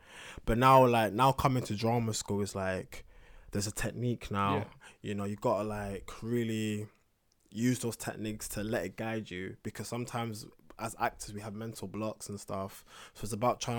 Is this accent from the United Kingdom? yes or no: yes; London, United Kingdom; Kind of, like he comes from South. Mm-hmm. I'm from East.